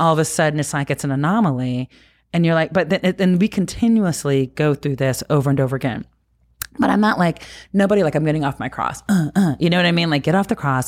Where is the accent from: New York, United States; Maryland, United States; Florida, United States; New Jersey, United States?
New Jersey, United States; as a kid growing up in New Jersey